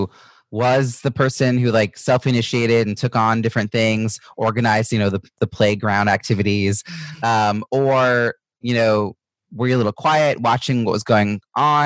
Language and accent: English; Long Island, New York, United States; I grew up in Long Island, not far from where you are